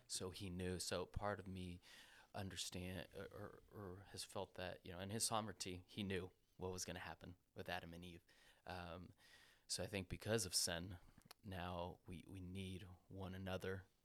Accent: Costa Rica; moved away; I'm from Costa Rica. I'm blessed to have been born in that country.

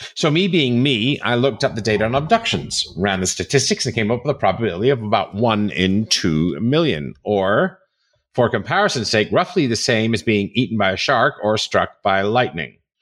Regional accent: New York City, New York, United States; I grew up in New York City, I grew up in Manhattan

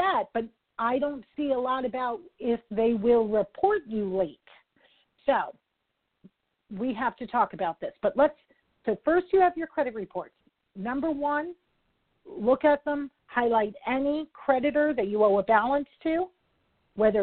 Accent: New York, United States; I'm a New Yorker

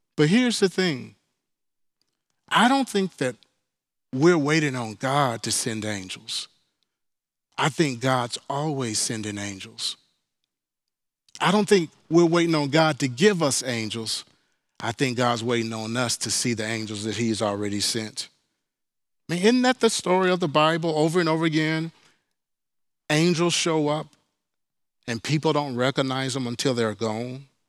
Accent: Mississippi, United States; moved away; also born or lived in Houston; growing up in Mississippi

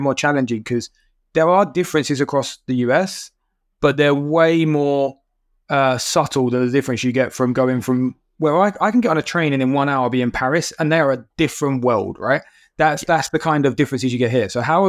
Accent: United Kingdom; Being a British guy, you go into small companies around here, then you go global.

